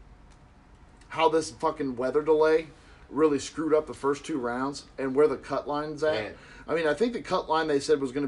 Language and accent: English; Cincinnati, Ohio, United States; Then obviously we're from Cincinnati, so we know they got Carlos Dunlap, okay?